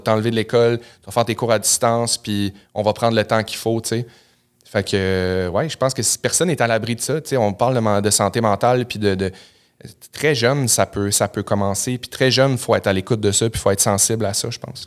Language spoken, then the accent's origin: French; Chicoutimi, Quebec, Canada; je viens de Chicoutimi au Saguenay